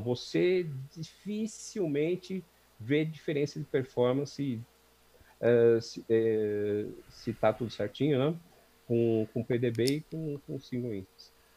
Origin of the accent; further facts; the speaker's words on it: São Paulo, Brazil; eu nasci aqui na, na Zona Leste, Vila Carrão. Nasci, inclusive, num, num hospital que ficava a duas quadras da casa onde eu, onde eu sempre morei